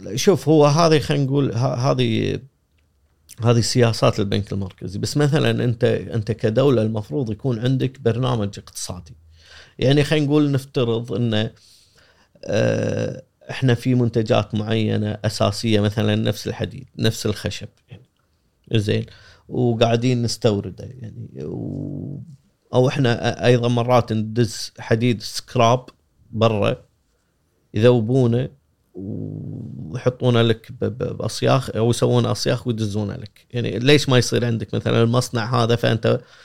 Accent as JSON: {"language": "Arabic", "country": "Kuwait", "said": "احنا بالكويت"}